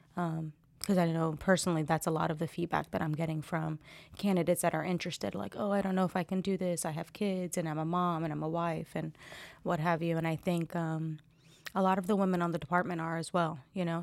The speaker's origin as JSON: {"language": "English", "region": "New Jersey", "country": "United States", "also_born_or_lived": "Fort Liberty, North Carolina", "moved": "as an adult", "lives_now": "Fayetteville, United States", "said": "I'm originally from Jersey."}